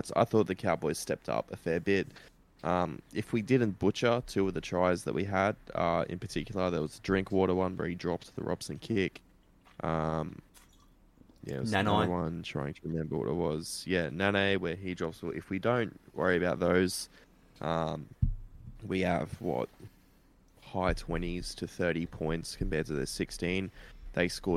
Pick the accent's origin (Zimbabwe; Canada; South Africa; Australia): Australia; Queensland; As a Queenslander